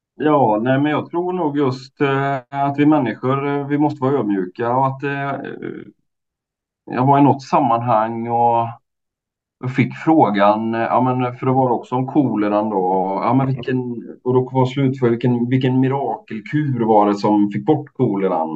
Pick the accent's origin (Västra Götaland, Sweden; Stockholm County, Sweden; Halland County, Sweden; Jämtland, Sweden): Västra Götaland, Sweden; Mariestad; min hemstad Mariestad